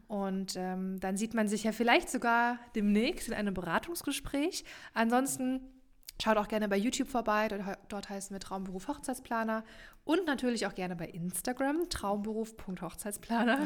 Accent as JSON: {"language": "German", "region": "Rhine-Main area", "country": "Germany", "tie": "born or raised there", "said": "hier bei uns im Rhein-Main-Gebiet"}